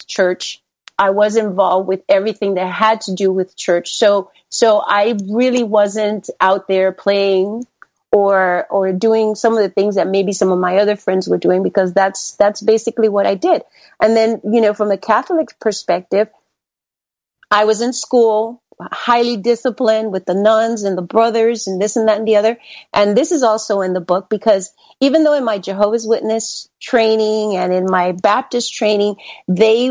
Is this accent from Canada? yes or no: no; Panama; now in United States; I was born in the Republic of Panama.